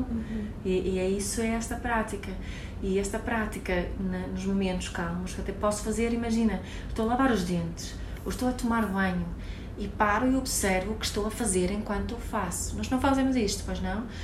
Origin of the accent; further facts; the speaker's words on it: Sweden; Portuguese is a second language; Eu, como sou sueca, eh, para mim, frio.